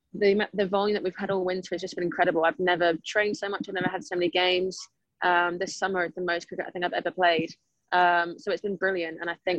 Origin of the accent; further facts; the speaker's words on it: Spain; also born or lived in United States; Yeah, so I grew up in Spain and the US, so I had never heard of cricket.